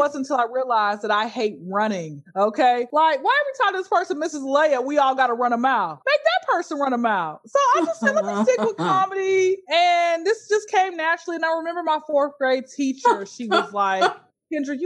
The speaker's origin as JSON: {"language": "English", "town": "Atlanta", "region": "Georgia", "country": "United States", "tie": "born or raised there", "said": "born and raised in Atlanta, Georgia, hot Atlanta"}